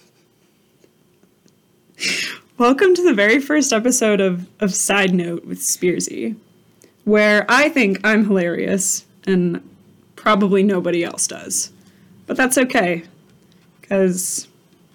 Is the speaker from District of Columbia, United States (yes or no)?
yes; Washington, District of Columbia, United States; moved away; I'm from Washington, D.C.